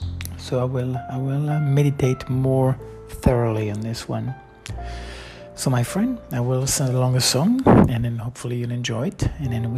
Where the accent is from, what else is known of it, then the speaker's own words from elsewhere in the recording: Florac, Occitania, France; moved away; still lives in a home where I grew up from 81 in Florac